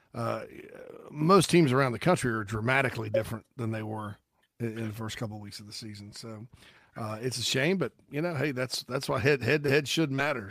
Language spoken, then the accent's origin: English; South Carolina, United States; So we're all from South Carolina, right? All three of us. It's our state.